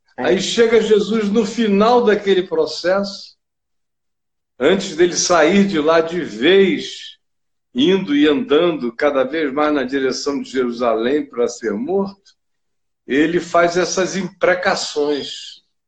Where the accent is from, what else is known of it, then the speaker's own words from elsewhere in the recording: Rio de Janeiro, Brazil; moved away; cresci no Rio, eu estava aí no Rio quando isso estava acontecendo